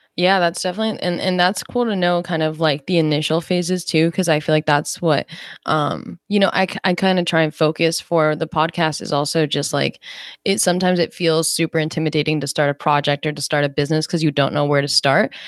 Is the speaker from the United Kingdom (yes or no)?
no; New Jersey, United States; I actually grew up in South Jersey